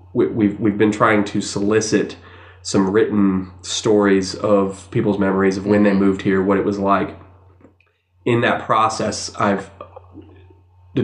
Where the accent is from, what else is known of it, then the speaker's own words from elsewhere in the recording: Savannah, Georgia, United States; moved away as an adult; now in Athens, United States; I grew up in Savannah